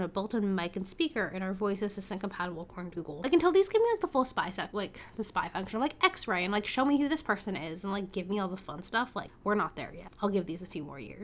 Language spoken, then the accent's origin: English; San Francisco, California, United States; growing up in San Francisco